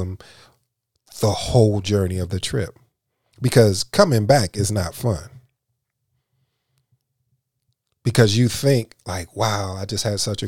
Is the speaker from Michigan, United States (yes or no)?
yes; Michigan, United States; now in Dallas-Fort Worth, United States; I'm from Michigan